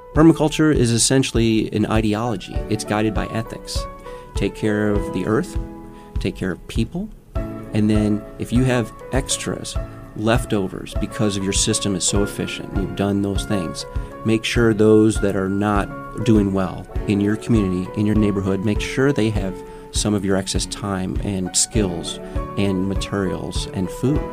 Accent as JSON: {"language": "English", "town": "Milwaukee", "region": "Wisconsin", "country": "United States", "tie": "born or raised there", "moved": "yes", "lives_now": "Omaha, United States", "said": "I was a city boy growing up in Milwaukee, Wisconsin"}